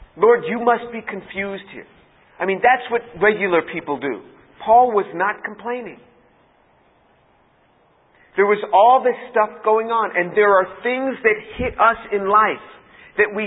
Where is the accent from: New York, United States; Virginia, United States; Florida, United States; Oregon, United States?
New York, United States; I'm from New York